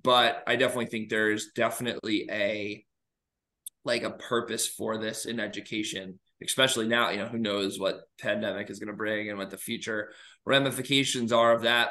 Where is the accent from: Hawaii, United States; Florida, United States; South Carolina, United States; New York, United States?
New York, United States; moved away as an adult; also born or lived in Georgia / Alabama; now in Illinois, United States; I am originally from New York